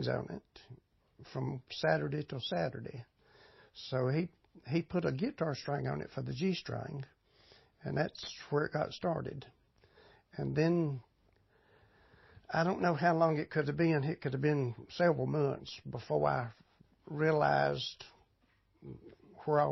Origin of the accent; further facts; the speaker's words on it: Ararat, Virginia, United States; moved away as an adult; now in Mount Airy, United States; Born and raised in Ararat. It's only 12 miles from here